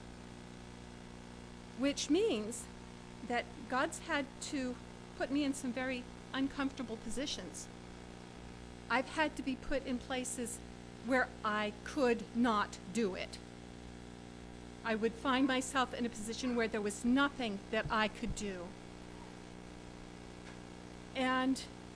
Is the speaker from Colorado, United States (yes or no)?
no; Pennsylvania near Gettysburg, United States; also born or lived in Washington, D.C. / Atlanta / Maine; my parents moved to Pennsylvania near Gettysburg. So I grew up not in the Washington, D.C. area